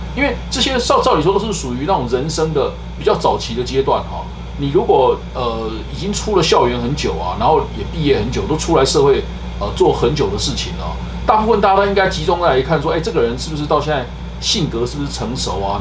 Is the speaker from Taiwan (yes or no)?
yes; Taiwan; 我们传统台湾人